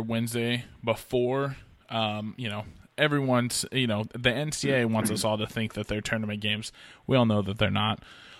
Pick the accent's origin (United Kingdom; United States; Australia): United States; Oregon